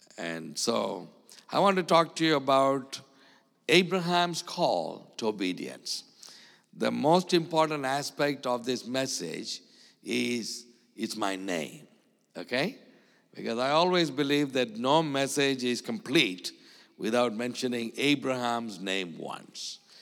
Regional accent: India; I'm, uh, an Indian. I was born in India. And I live in India.

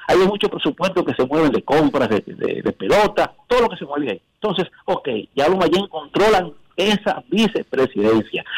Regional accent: Cibao, Dominican Republic; yo soy un cibaeño

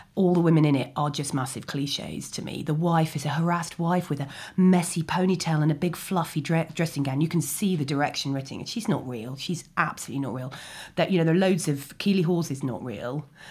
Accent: London, United Kingdom; also born or lived in Ealing; I grew up in Chiswick, well-known wilderness of, um, and then I went to school in Ealing.

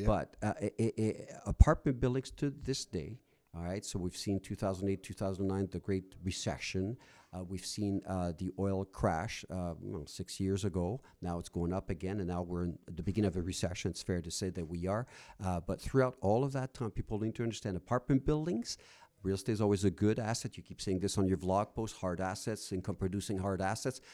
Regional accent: Rouyn-Noranda, Quebec, Canada; now in Alberta, Canada; I went to my hometown in Quebec, uh, Noranda

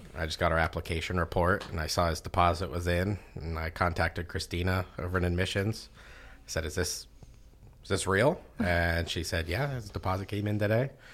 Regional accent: Western Pennsylvania, United States; moved away as an adult; also born or lived in Ohio; I was born and raised in Western Pennsylvania

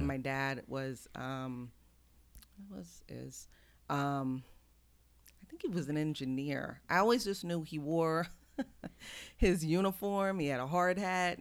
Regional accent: Houston, Texas, United States; also born or lived in Brooklyn, New York; now in Coatesville, United States; I was born in New York, but grew up in Houston

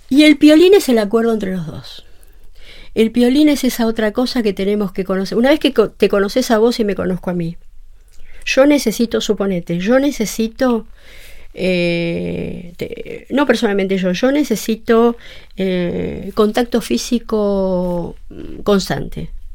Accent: Buenos Aires, Argentina; soy psicóloga de Buenos Aires

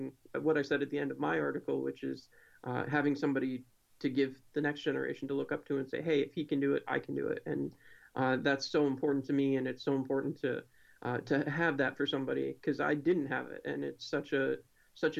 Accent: Binghamton, New York, United States; I grew up in Binghamton, New York

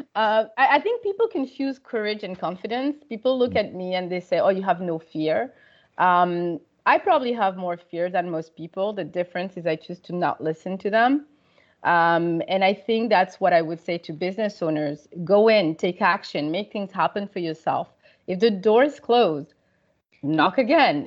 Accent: Paris, Île-de-France, France; moved away as an adult; also born or lived in Senegal / United States / United Kingdom / Canada; I grew up in Paris

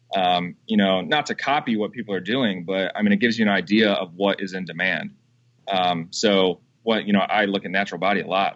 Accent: Madison, United States; my hometown in Madison.

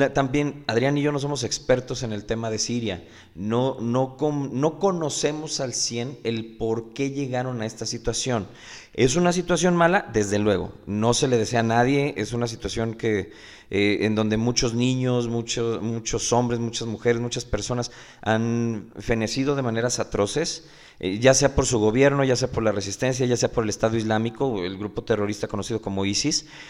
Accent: Mexico

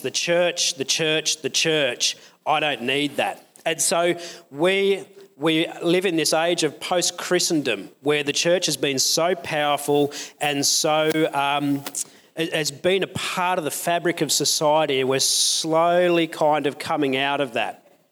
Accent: Newcastle, New South Wales, Australia; I grew up in Newcastle

